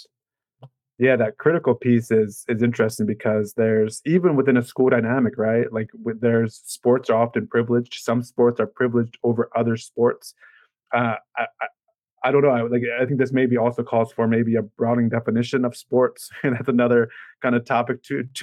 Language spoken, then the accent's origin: English; Maryland, United States; I'm from Maryland, so we're Baltimore Orioles fans